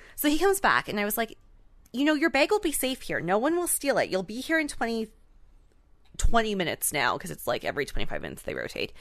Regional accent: Canada; we are Canadian

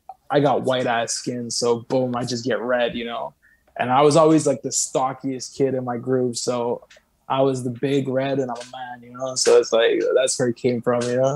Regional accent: Saint-Constant, Quebec, Canada; living in a fucking 1.5 in Saint-Constant. I went back to my hometown

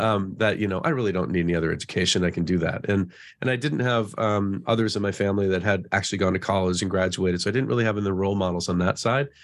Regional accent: Colorado, United States; moved away as an adult; also born or lived in Phoenix / Silicon Valley; I, I grew up in Colorado, so my little pocket in the Midwest

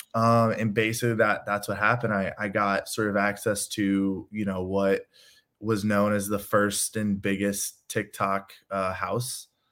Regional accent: Chicago, Illinois, United States; I'm from Chicago.

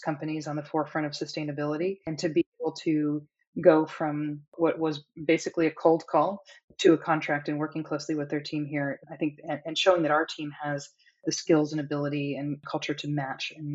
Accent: United States; I am certainly American

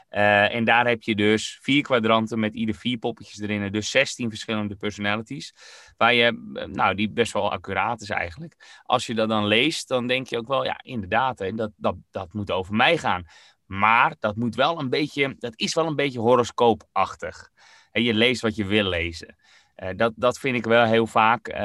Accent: Netherlands; als Nederlanders

